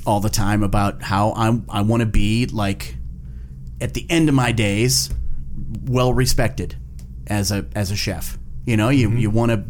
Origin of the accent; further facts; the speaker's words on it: grew up in the Valley, Ohio, United States; an Ohio-born chef, owner of a restaurant